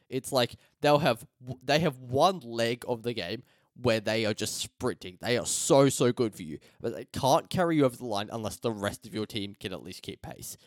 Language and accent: English; Australia; as an Australian